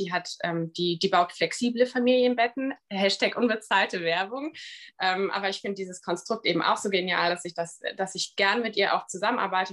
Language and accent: German; Bremen, Germany; moved away; ich komme ursprünglich aus Bremen.